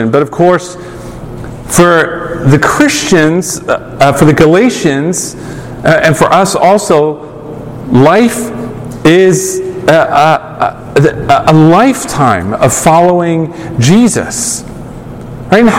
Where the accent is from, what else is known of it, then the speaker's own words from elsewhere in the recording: United Kingdom; I'm a pastor now, and I'm British, mild mannered, whatever.